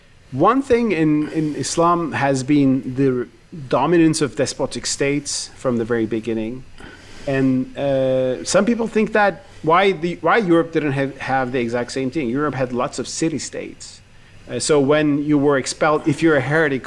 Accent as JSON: {"language": "English", "country": "Turkey", "tie": "born or raised there", "said": "I grew up in Turkey with the Uyghur cause"}